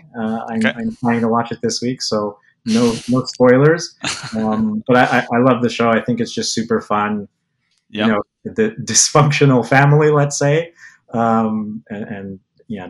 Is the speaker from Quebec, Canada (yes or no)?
yes; Montreal, Quebec, Canada; now in Toronto, Canada; living in Canada and growing up in Montreal